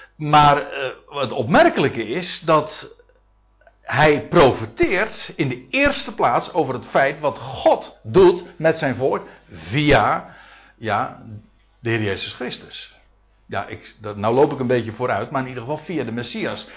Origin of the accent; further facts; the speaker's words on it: Netherlands; als Nederlanders